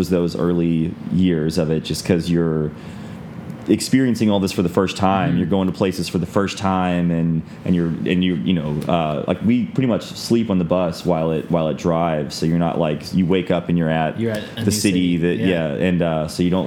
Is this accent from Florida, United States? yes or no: yes; Florida, United States; we're from Florida